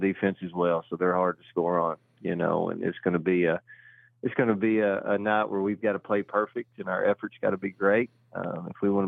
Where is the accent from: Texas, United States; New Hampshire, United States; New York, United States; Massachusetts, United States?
Texas, United States; Collinsville; for us growing up, I don't know exactly who our rivals were, but I thought we always felt like it was Gunner, I think, because we were the same size back then in Collinsville